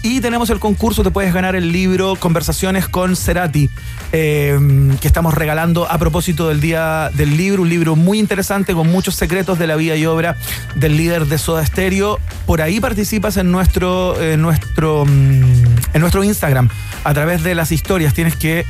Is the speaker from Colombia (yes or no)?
no; Chile; como chileno